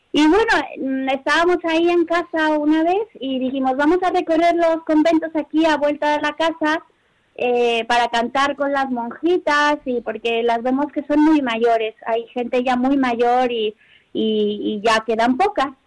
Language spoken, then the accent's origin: Spanish; Mexico; moved away as an adult; now in Spain; como decimos en México